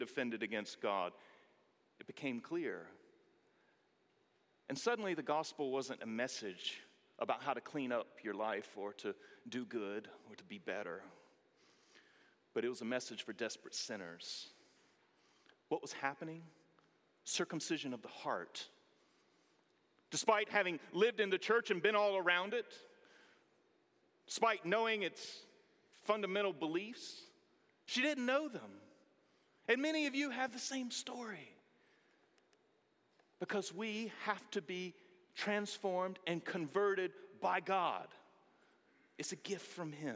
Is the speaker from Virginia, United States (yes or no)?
no; Greenville, North Carolina, United States; we moved to my hometown of Greenville, North Carolina